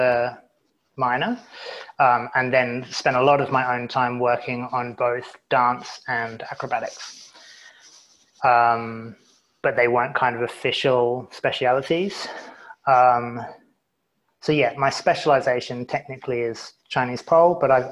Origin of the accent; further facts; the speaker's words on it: United Kingdom; also born or lived in Canada / Melbourne, Australia; now in Tasmania, Australia; I'm British